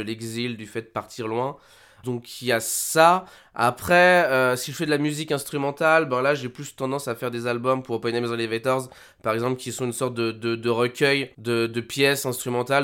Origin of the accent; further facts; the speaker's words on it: Haute-Savoie, Auvergne-Rhône-Alpes, France; moved away; je viens quand même de Haute-Savoie, les montagnes